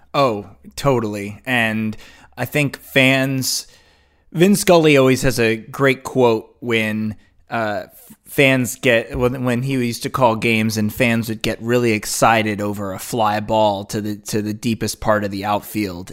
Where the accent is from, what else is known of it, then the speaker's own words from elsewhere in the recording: Los Angeles, California, United States; I grew up in Los Angeles, so I'm a part of the, the fan base that has grown up here